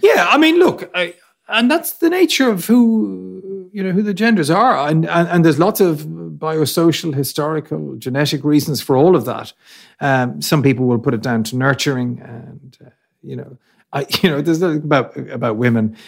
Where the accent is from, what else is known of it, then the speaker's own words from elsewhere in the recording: Ireland; we're Irish